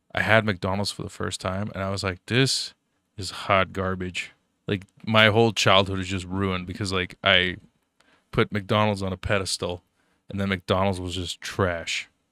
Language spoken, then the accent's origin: English; Germany; moved away; growing up in Germany, you know, your, your poor little refugee kid